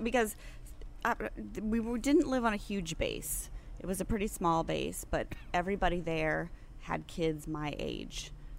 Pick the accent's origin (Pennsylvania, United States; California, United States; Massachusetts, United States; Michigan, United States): California, United States; born there; I was born in California. I've lived all over. Couple of foreign countries